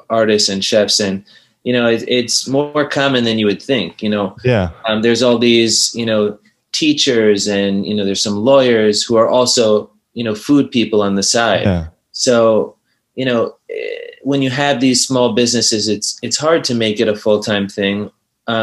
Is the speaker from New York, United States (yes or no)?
yes; New York City, New York, United States; I grew up in New York City.